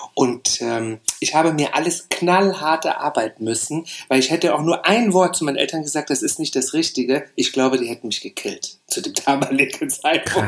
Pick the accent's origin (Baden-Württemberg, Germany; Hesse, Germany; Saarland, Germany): Saarland, Germany; moved away; ich bin im Saarland aufgewachsen.